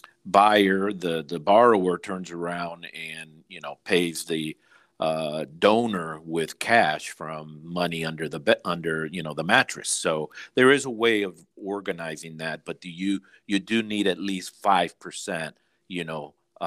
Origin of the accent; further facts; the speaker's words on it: Mexico; now in United States; this was the case with my family, as I mentioned earlier, that we came from Mexico and we didn't have any papers or anything